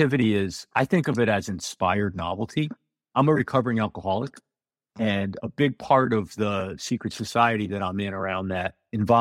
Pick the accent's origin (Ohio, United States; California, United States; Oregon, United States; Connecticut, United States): Connecticut, United States; outside of New Haven; moved away as an adult; also born or lived in New York; now in Normandy Park, United States; I'm originally from Connecticut, outside of New Haven, and I spent the better part of 20 years from the mid-90s to a few years ago in New York.